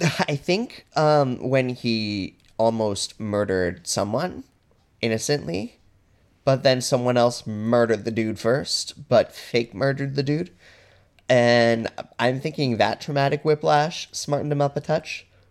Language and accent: English; Alberta, Canada; I'm from Alberta